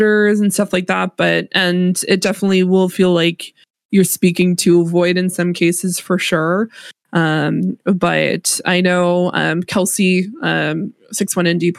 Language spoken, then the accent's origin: English; Canada; I am Canadian